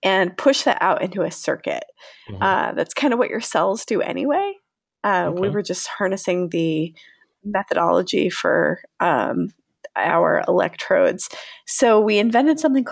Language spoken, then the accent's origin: English; Connecticut, United States; moved away as an adult; also born or lived in New York / Salt Lake City, Utah; now in San Diego, United States; I am originally from Connecticut